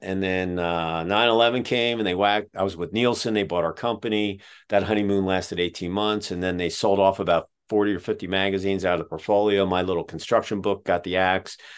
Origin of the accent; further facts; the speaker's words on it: Pottstown, Pennsylvania, United States; now in Dayton, United States; we grew up outside of Philadelphia about 15 minutes west of Valley Forge in a place called Pottstown.